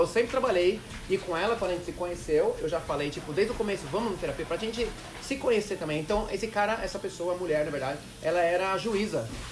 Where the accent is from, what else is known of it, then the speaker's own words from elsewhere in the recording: Brazil; por ser brasileiro